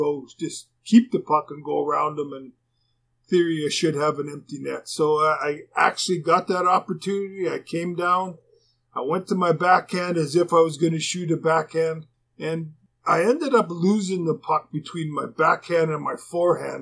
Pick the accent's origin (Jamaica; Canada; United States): Canada; being a Canadian